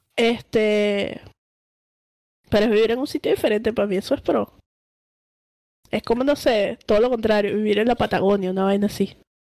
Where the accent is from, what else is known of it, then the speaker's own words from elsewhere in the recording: Venezuela; nosotros somos venezolanos